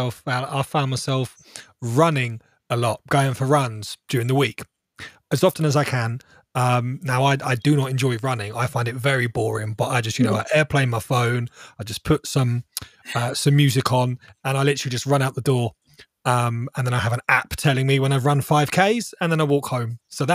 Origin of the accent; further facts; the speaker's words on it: Farnborough, South East England, United Kingdom; Most of my life. So in Hampshire, like North Hampshire, Farnborou